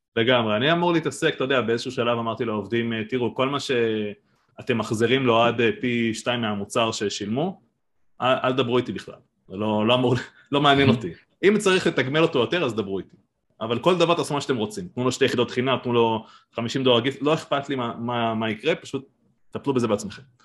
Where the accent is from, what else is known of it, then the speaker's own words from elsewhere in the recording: Giv'at Ela, Northern District, Israel; moved away as an adult; now in Kibbutz Mahanayim, Israel; אני במקור מגבעת אלה, מעמק יזרעאל, ואשתי מביריה